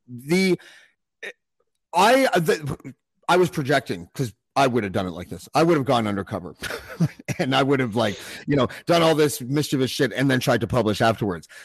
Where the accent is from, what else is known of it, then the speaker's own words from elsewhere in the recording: Canada; I'm from Canada